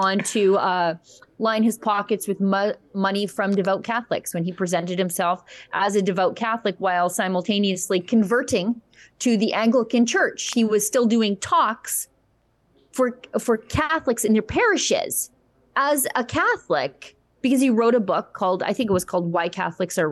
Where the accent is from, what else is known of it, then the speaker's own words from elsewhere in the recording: Alberta, Canada; I'm from Alberta